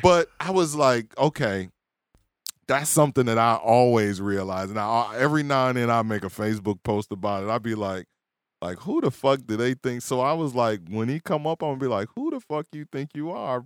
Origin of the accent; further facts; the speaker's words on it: Milwaukee, Wisconsin, United States; where I was raised